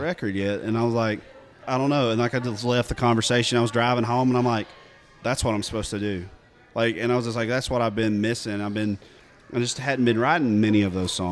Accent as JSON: {"language": "English", "region": "East Tennessee", "country": "United States", "tie": "born or raised there", "said": "growing up in East Tennessee"}